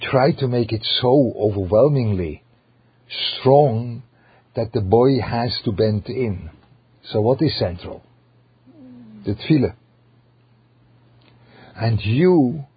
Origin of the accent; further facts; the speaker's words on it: Switzerland; English is a second language; moved away; with a German flavor, which I come from Switzerland